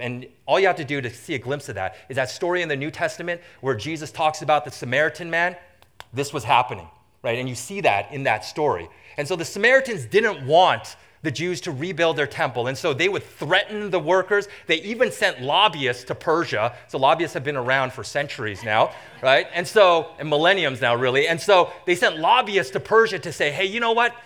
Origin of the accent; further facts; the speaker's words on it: Vancouver, British Columbia, Canada; moved away as an adult; now in Michigan, United States; I grew up in what I consider to be the most beautiful city in the entire world